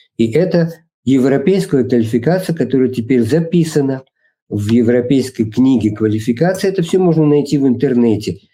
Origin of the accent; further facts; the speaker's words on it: Russia; moved away as an adult; also born or lived in New York, United States; now in Italy; все мы, кто родились в России и прожили там некоторое время